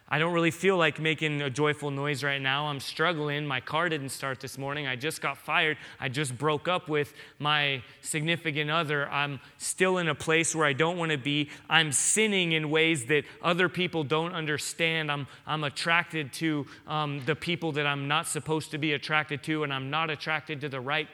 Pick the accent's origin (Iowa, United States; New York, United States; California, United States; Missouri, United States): California, United States; San Diego; I grew up in San Diego, so for me, when I hear that, I picture great white sharks.